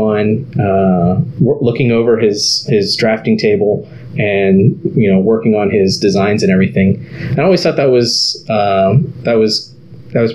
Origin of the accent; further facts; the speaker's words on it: Harlingen, Texas, United States; I grew up in South Texas, a place called Harlingen